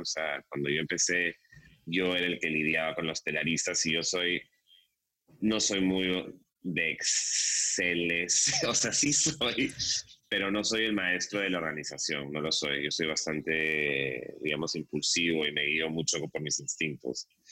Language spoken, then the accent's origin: Spanish; Peru